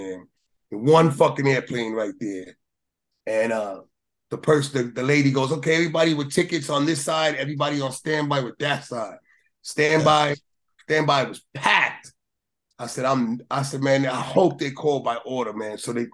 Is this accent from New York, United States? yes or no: yes; New York, United States; I'm from New York